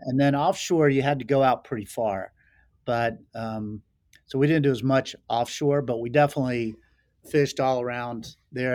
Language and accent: English; Laurinburg, North Carolina, United States; moved away as an adult; also born or lived in Charlotte, North Carolina / Florida / Montana; I was born in North Carolina, so I consider myself a Carolina boy and grew up, you know, running through the woods with my brothers